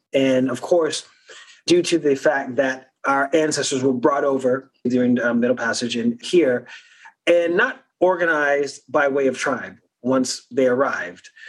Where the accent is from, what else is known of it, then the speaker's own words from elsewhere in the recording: South Carolina Lowcountry, United States; first language Gullah; English is a second language; moved away; Gullah Geechee Binya, born and raised low country uh, native